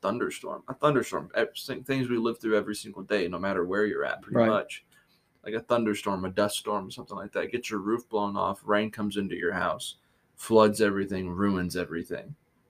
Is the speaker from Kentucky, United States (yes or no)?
yes; West Kentucky, United States; born or raised there; moved away